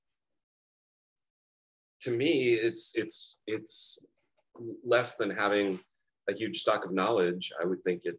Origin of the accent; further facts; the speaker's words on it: Cincinnati, Ohio, United States; also born or lived in Toronto, Canada; we moved to Cincinnati when I was 2 years old. And so I grew up in Cincinnati, Ohio